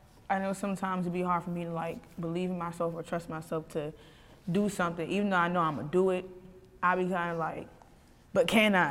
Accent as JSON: {"language": "English", "area": "Prince George's County", "region": "Maryland", "country": "United States", "said": "I'm from Prince George's County, Maryland"}